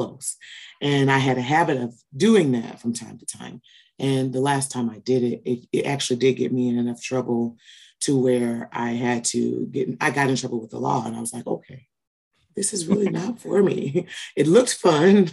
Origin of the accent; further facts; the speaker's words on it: Peoria, Illinois, United States; I am born and raised in Peoria, Illinois